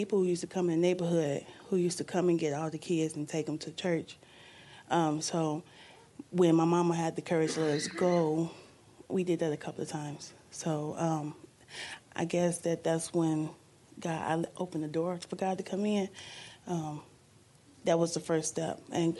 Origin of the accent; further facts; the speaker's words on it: Chicago, Illinois, United States; moved away; also born or lived in Milwaukee, Wisconsin; I grew up in Chicago, Illinois.